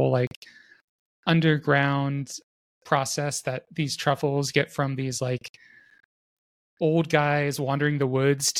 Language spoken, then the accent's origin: English; Florida, United States; now in Salt Lake City, United States; I grew up in Florida, and Florida's high point is 100 meters above sea level.